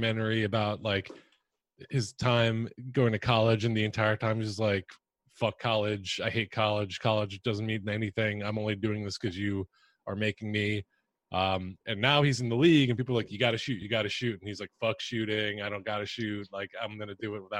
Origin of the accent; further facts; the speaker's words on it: Philadelphia, Pennsylvania, United States; I'm a Philly fan. I'm from Philly